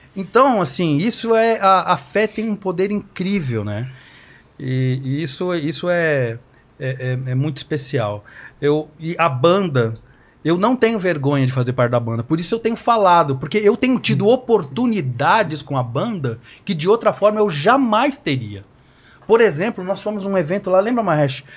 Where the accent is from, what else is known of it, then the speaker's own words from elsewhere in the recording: Guarulhos, São Paulo, Brazil; a gente conviveu anos na igreja, no barracão que era lá na Vila Barros, lá na periferia de Guarulhos